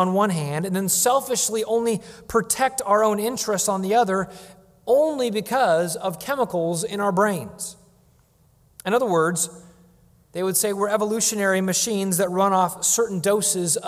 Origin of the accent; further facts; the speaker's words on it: Washington, United States; when I was a child growing up in Washington State